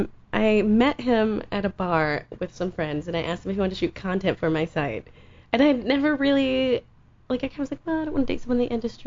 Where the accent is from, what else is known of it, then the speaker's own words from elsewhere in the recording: Southern US, United States; And I wouldn't want to live in Florida. No offense. I'm from the South. It's humid.